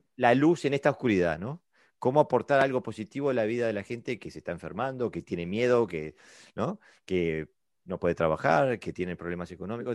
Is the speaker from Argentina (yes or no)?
no; Uruguay; now in Denmark; yo vengo de Uruguay, eh, Sudamérica. Y vivo en Dinamarca